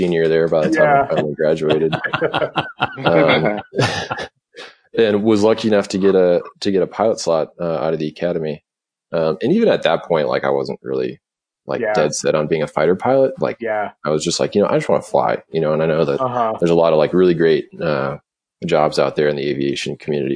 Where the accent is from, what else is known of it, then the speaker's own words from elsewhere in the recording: Duluth, Minnesota, United States; I grew up in Duluth, Minnesota